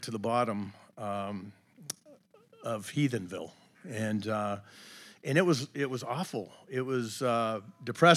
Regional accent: Braintree, Massachusetts, United States; also born or lived in West Virginia; I grew up just outside of Boston in a town called Braintree

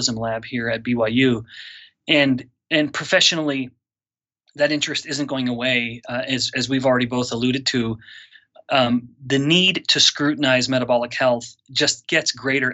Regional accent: Canada; moved away as an adult; also born or lived in Singapore; now in Utah, United States; I'm a Canadian originally, so a Commonwealth boy myself.

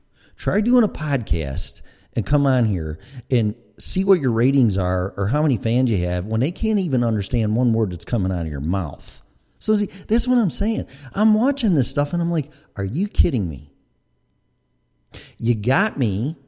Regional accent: Chicago, Illinois, United States; accent: Chicago; I mean, I know I have my accents. I have my Chicago accent, maybe a little Colorado, and maybe a little Florida in there.

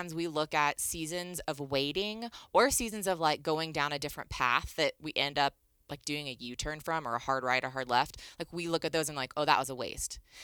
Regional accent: Northern Virginia, United States; moved away as an adult; I grew up in Northern Virginia, right outside of D C.

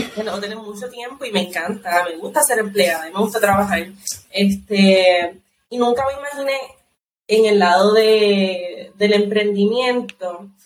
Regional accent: Puerto Rico

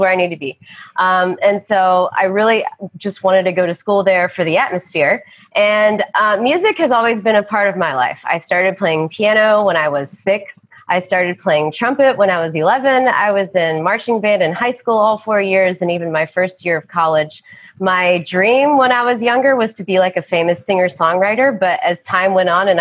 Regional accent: Johnson City, Tennessee, United States; moved away as an adult; also born or lived in Boone, North Carolina; my hometown is not far away. I'm from East Tennessee, a small town called Johnson City

